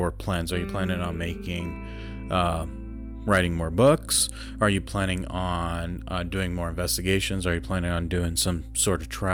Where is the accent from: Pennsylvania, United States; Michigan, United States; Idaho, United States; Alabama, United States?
Idaho, United States; Preston; I grew up in Preston